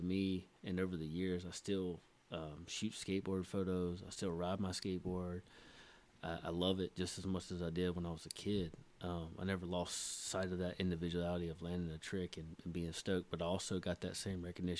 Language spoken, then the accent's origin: English; the South, United States; Hung out with the Mexicans. Hung out with the blacks. I'm from the South, so that's what they say.